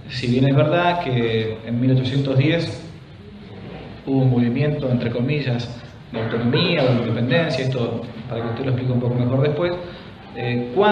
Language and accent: Spanish; Argentina; nosotros en, América, como argentinos